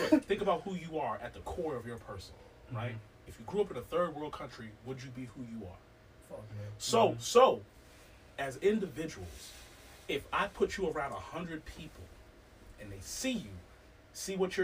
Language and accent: English; New York, United States; I'm from New York